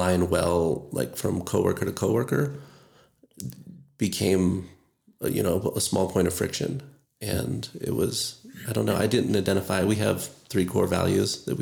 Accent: Orlando, Florida, United States; moved away as an adult; also born or lived in Grand Canyon / Eugene, Oregon / Hawaii; now in Flagstaff, United States; I grew up in Orlando or outside of Orlando

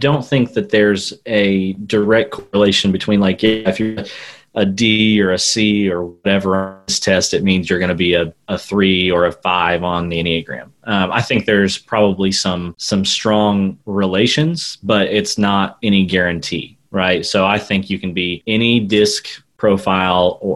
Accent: Southwest Missouri, United States; moved away as an adult; also born or lived in Oklahoma / India / Arkansas; I grew up in Southwest Missouri

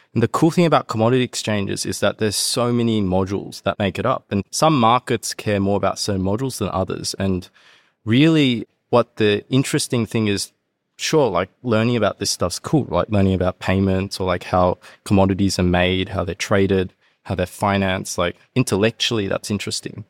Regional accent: Sydney, New South Wales, Australia; moved away as an adult; also born or lived in Hong Kong / Canberra; now in Japan; I grew up in Sydney

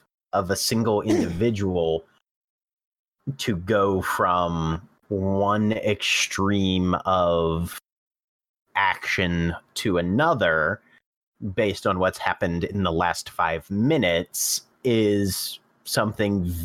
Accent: Maryland, United States; born and raised in Maryland

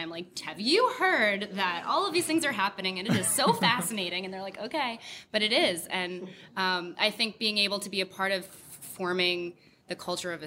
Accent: Connecticut, United States; I'm from Connecticut

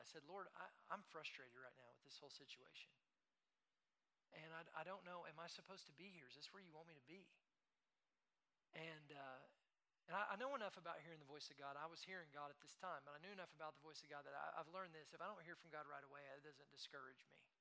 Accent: Tulsa, Oklahoma, United States; moved away as an adult; also born or lived in Lubbock, Texas; now in Dallas, United States; We moved from Tulsa, Oklahoma, where we had lived our whole life. I moved to Tulsa when I was two years old from Lubbock, Texas.

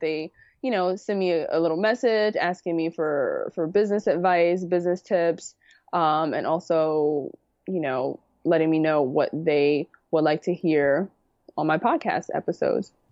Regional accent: New York City, New York, United States; moved away as an adult; also born or lived in Harlem; now in Westchester, United States; I grew up in the Bronx

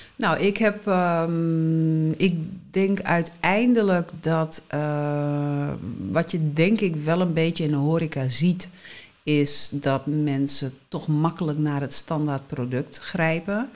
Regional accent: Netherlands; moved away as an adult; also born or lived in Southern Italy; toen ik terugkwam naar Nederland

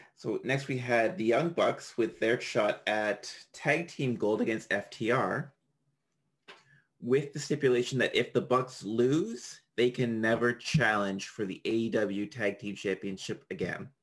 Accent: Canada; I'm Canadian.

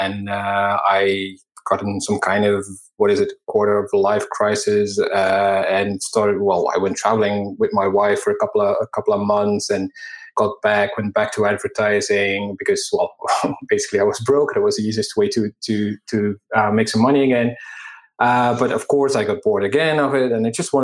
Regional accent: Belgium; moved away; I'm from Belgium. And at the time, I still lived there as well.

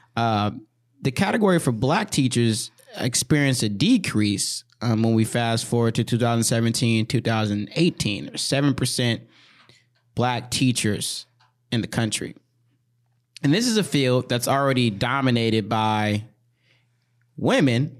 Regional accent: White Bear Lake, Minnesota, United States; growing up in White Ri-, you know, two years, three years in White Bear Lake where we went to school

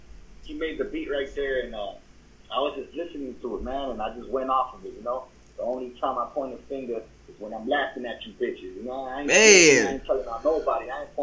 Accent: West Coast, United States; You know, we're from the West Coast, so

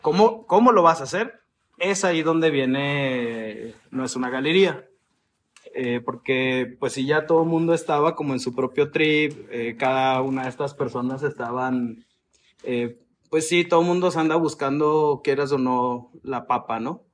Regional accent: Chihuahua, Mexico; moved away as an adult; now in Mexico City, Mexico; yo soy de Chihuahua, como lo acabas de decir, y ya tengo un rato viviendo acá en la Ciudad de México

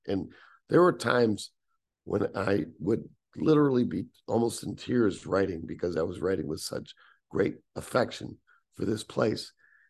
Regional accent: Syracuse, New York, United States; moved away; the Syracuse that I grew up with that helped shape me as a man, as a writer.

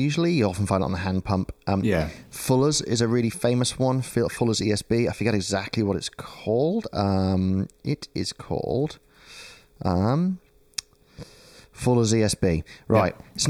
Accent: United Kingdom; moved away as an adult; now in Melbourne, Australia; this year, about a month ago, was the 10th anniversary of me leaving the UK.

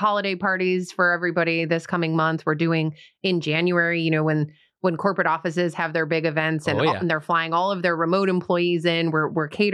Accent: New York, United States; now in Huntersville, NC, United States; I'm from New York

